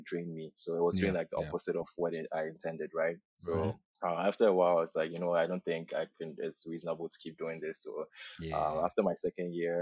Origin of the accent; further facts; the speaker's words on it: Ghana; moved away as an adult; also born or lived in Los Angeles area, United States; now in Toronto, Canada; So Ghanaian, born and raised in Ghana, lived there for 18 years.